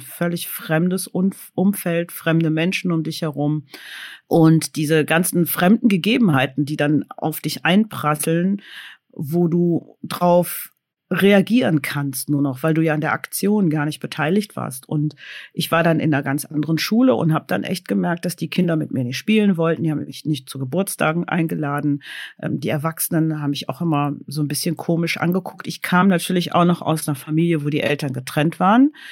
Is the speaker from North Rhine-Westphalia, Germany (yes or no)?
yes; Cologne, North Rhine-Westphalia, Germany; Ich bin in Köln geboren